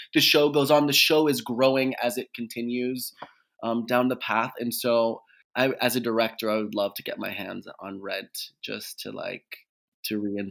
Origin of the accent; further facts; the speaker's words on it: Pittsburgh, Pennsylvania, United States; now in Los Angeles, United States; I'm a Pittsburgher through and through